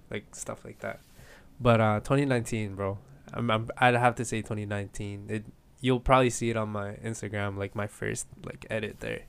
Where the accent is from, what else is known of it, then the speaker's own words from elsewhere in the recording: Edmonton, Alberta, Canada; also born or lived in Philippines; I'm from the Philippines, I came here when I was seven, but here in Edmonton